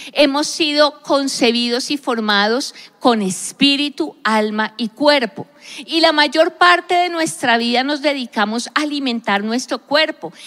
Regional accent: Colombia; yo soy colombiana, me identifico como una persona que nació en un país específico, Colombia

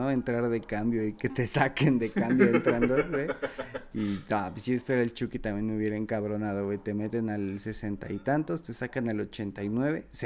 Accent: Mexico; sí cuesta más siendo mexicano porque obviamente un brasileño, un argentino, un uruguayo y están más probados

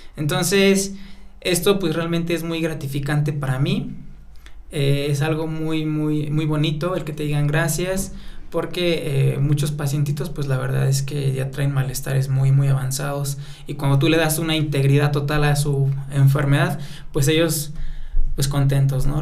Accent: Atlacomulco, State of Mexico, Mexico; soy originario de Atlacomulco, Estado de México, de una comunidad totalmente eh, mazagua y que se llama Chosto de los Jarros

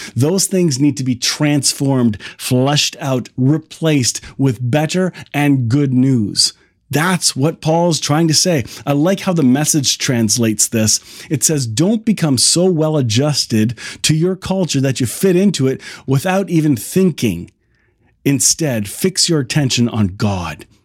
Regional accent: Kitchener, Ontario, Canada; I grew up here in the Kitchener-Waterloo area

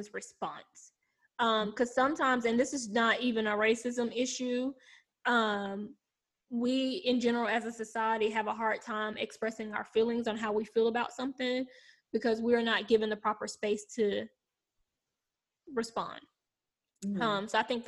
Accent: South Carolina, United States; I'm from South Carolina

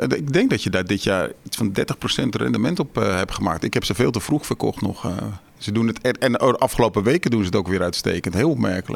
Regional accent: Westland, South Holland, Netherlands; ik kom uit het Westland

